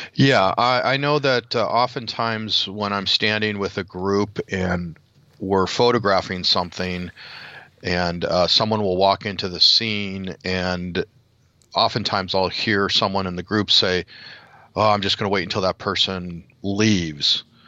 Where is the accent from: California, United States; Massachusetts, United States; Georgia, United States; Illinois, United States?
Illinois, United States; Chicago; next weekend is Chicago. So we'll be in my hometown